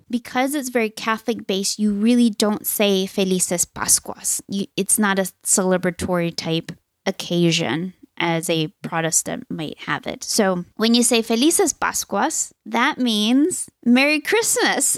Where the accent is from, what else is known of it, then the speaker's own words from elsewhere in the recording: Chile; now in United States; growing up in South America